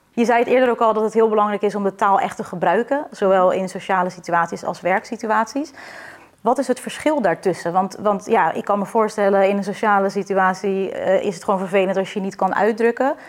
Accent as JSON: {"language": "Dutch", "country": "Netherlands", "said": "wij als Nederlander"}